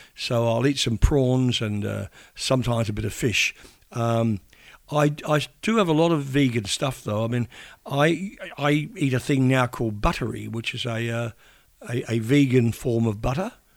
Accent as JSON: {"language": "English", "town": "New Plymouth", "region": "Taranaki", "country": "New Zealand", "tie": "born or raised there", "moved": "yes", "lives_now": "Australia", "said": "growing up in New Zealand"}